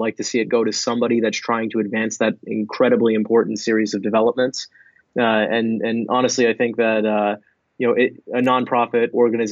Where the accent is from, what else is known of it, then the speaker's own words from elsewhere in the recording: New Jersey, United States; I'm from New Jersey